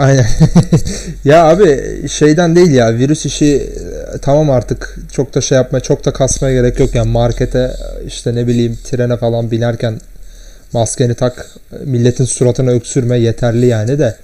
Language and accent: Turkish; Turkey; ben Türk'üm